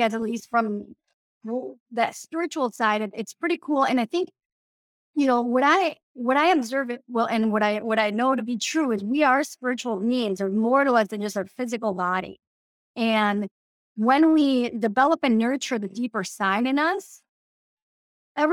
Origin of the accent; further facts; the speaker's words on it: Mexico; also born or lived in Democratic Republic of the Congo; now in Minnesota, United States; I grew up in Mexico and I also lived in the Congo in Africa